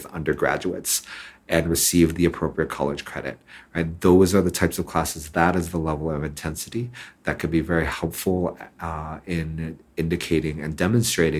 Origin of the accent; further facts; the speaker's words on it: Hong Kong; when I was growing up in Hong Kong